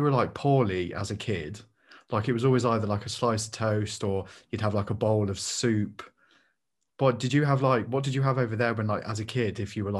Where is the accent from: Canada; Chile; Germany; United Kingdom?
United Kingdom